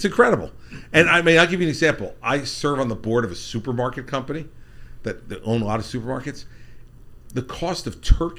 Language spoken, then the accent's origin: English; New Jersey, United States; I'm from New Jersey